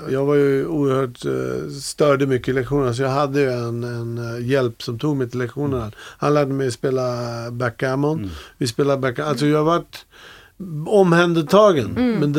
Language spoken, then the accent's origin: Swedish; Vallsta, Gävleborg County, Sweden; Men jag, jag är uppväxt i Vallsta eh, när jag var liten.